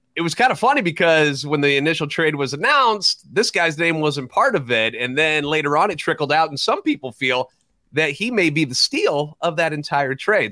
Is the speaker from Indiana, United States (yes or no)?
no; St. Louis, Missouri, United States; Born and raised in the Loon, a lifetime Cardinals fan